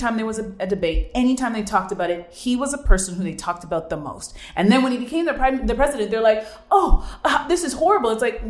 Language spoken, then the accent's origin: English; Canada; I'm from Canada.